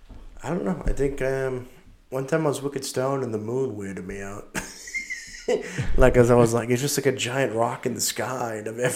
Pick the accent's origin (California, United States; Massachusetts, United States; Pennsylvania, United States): Massachusetts, United States; we're from Massachusetts.